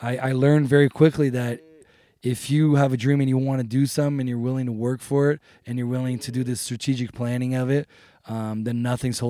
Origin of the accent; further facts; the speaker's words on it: Brazil; also born or lived in Ontario; now in Calgary, Canada; I was born in Brazil